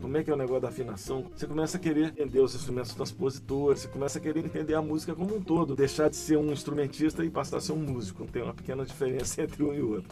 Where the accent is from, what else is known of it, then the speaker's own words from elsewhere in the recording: Brasília, Federal District, Brazil; also born or lived in Belo Horizonte; eu me mudei para Brasília quando eu tinha 9 anos. Eu nasci em Belo Horizonte